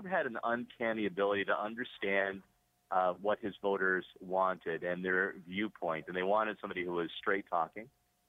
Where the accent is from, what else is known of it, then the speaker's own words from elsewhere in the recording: Niagara, Ontario, Canada; I'm from Niagara